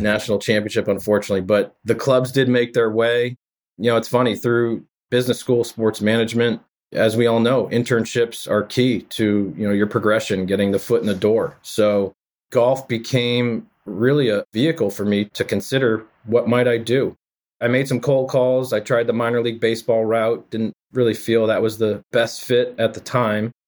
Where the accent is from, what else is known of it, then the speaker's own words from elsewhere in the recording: Framingham, Massachusetts, United States; growing up in the Framingham area